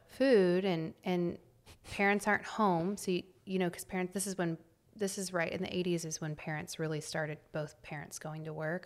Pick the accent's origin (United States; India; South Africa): United States; Temple, Texas; I grew up in a small town north of Austin